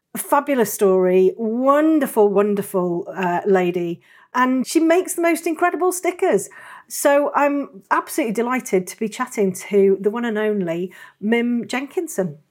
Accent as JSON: {"language": "English", "region": "Yorkshire and the Humber", "country": "United Kingdom", "said": "I am from the north. I'm North Yorkshire"}